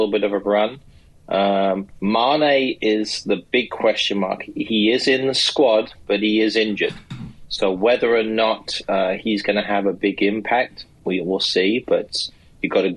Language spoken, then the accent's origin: English; England, United Kingdom; now in United States; myself as an Englishman, but also a naturalized American citizen